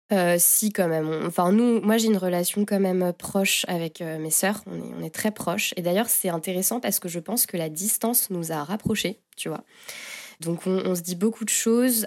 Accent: Angers, Pays de la Loire, France; moved away as an adult; now in Paris, France; je suis née à Angers, donc j'ai grandi dans un petit village près d'Angers

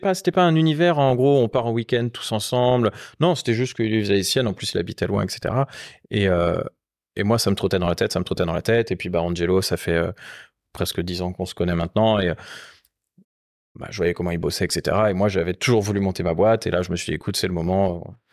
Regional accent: Rennes, Brittany, France; moved away; also born or lived in Paris; je suis originaire de Rennes

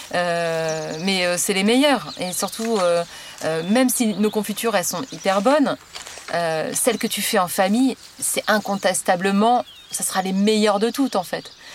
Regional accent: Le Havre, Normandy, France; moved away as an adult; also born or lived in Paris; je viens du Havre, euh, et, euh, j'ai fait, euh, un bac, euh, un bac E S, euh, classique

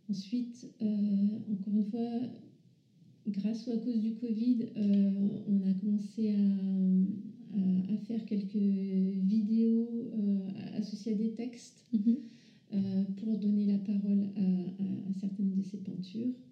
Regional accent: Paris region, Île-de-France, France; dans la région parisienne où je suis née

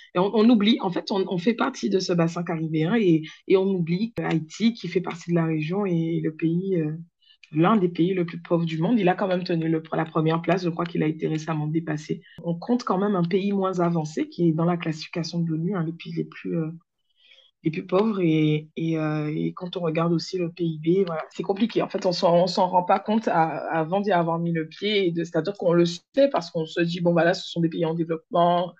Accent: Le Moule, Guadeloupe; Je suis une Guadeloupéenne, moulienne plus précisément

